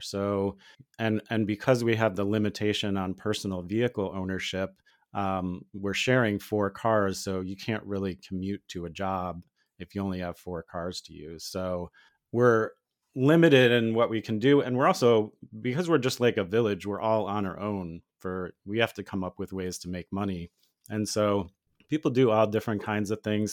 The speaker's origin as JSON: {"language": "English", "region": "Ohio", "country": "United States", "tie": "born or raised there", "moved": "yes", "lives_now": "Missouri, United States", "said": "where I grew up in Ohio"}